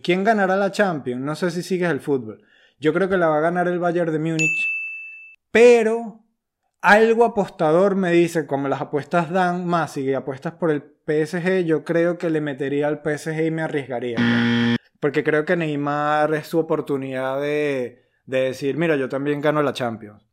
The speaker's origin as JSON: {"language": "Spanish", "country": "Venezuela", "also_born_or_lived": "London, United Kingdom / Cádiz, Spain", "moved": "as an adult", "lives_now": "Madrid, Spain", "said": "Emigré de Venezuela cuando fui a Inglaterra"}